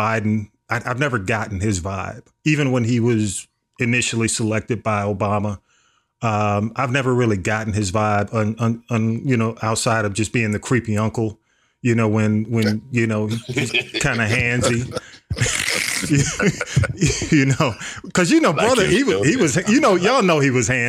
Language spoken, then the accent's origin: English; Atlanta, Georgia, United States; I grew up in Atlanta